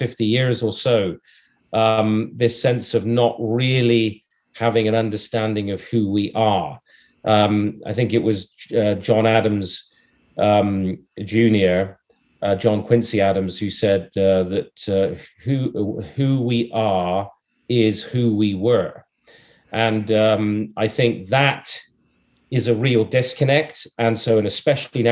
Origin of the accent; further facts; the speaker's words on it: Canada; also born or lived in United Kingdom; in the Canadian landscape, we've come to see ourselves more in terms of being not American, no longer British, and progressive